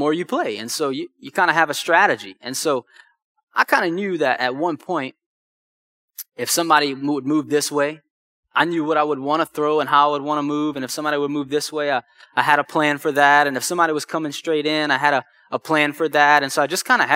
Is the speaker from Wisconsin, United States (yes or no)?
no; Houma, Louisiana, United States; now in Lafayette, United States; originally I'm from Houma